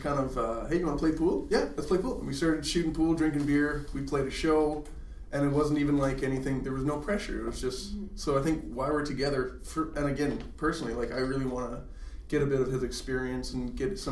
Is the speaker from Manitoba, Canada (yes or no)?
yes; Winnipeg, Manitoba, Canada; I am born and raised in Winnipeg.